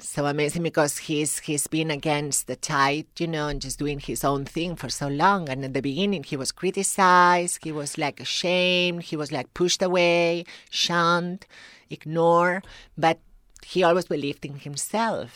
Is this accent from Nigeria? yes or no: no; Tarragona, Catalonia, Spain; accent: thick accent; English is a second language; moved away as an adult; now in United States; I'm from the south, a little city called Tarragona, which is in, by the sea.